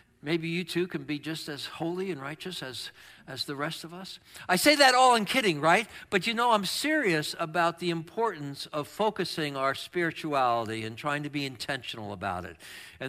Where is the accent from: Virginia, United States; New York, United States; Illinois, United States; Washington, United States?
New York, United States; also born or lived in Chicago / Boston; I kept thinking about how I was raised in New York, Chicago, and Boston, and big snow all the time, and how much I'm freezing now when it gets to be 50.